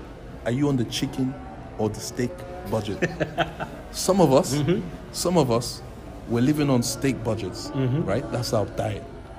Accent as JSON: {"language": "English", "region": "London", "country": "United Kingdom", "tie": "born or raised there", "moved": "yes", "said": "I grew up in London. I love London."}